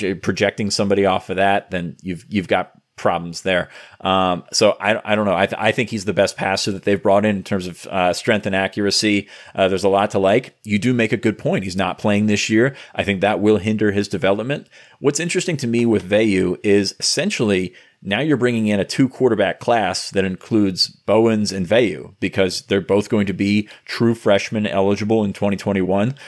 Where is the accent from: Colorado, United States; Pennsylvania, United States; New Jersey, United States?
Pennsylvania, United States; Franklin County, southern; I grew up in Franklin County